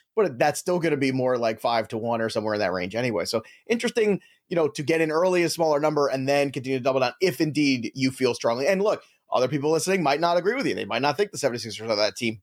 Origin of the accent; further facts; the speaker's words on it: New York, United States; we're both from New York